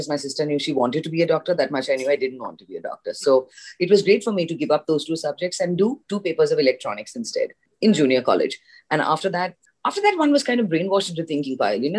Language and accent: English; Mumbai, Maharashtra, India; also born or lived in Chennai / Kerala / United Kingdom; brought up entirely in Bombay, a Bandra girl, as I call myself